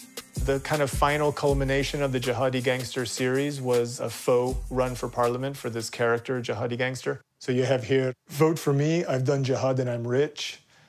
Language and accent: English; Jacksonville, Florida, United States; I was born in Jacksonville, Florida, to Afghan parents.